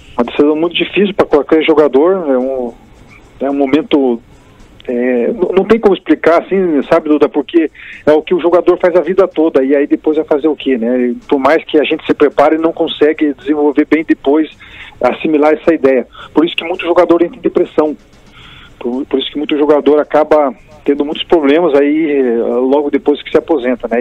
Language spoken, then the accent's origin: Portuguese; Brazil; nós aqui brasileiros